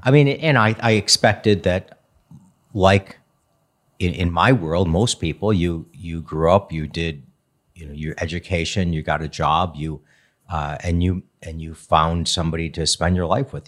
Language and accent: English; Redford Township, Michigan, United States; also born or lived in Chicago; I grew up in D, the Detroit area